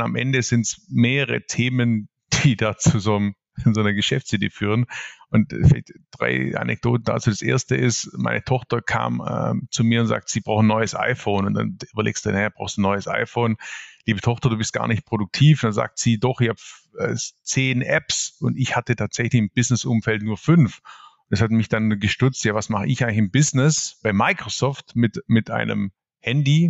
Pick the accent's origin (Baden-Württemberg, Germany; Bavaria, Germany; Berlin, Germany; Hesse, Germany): Baden-Württemberg, Germany; Swabia; accent: Swabian; also born or lived in Ravensburg; ihr hört es jetzt gleich, ich bin Schwabe durch und durch